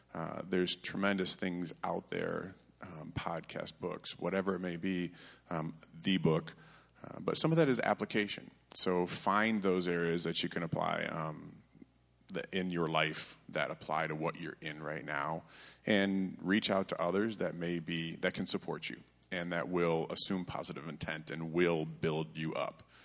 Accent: Vassar, Michigan, United States; I grew up in the Frankenmuth, Michigan area of Vassar, Michigan

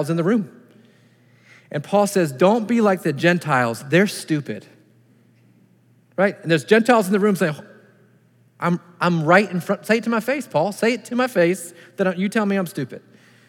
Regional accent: United States; being an American. Just happened to be born here

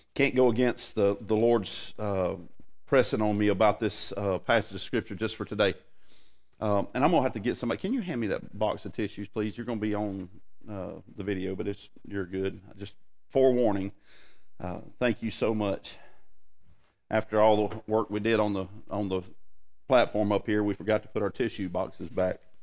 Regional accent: United States; what I feel as an American.

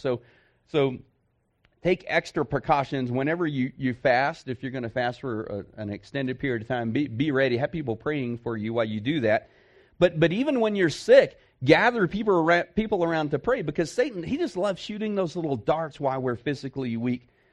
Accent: Texas, United States; I'm from Texas

